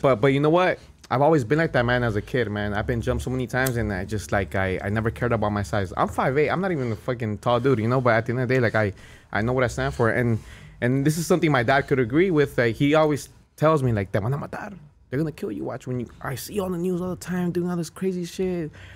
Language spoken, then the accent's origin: English; Cudahy, California, United States; I grew up in Cudahy.